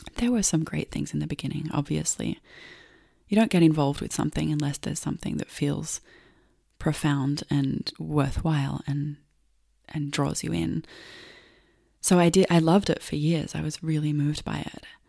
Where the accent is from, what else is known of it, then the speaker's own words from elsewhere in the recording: Melbourne, Victoria, Australia; I grew up in Australia, in Melbourne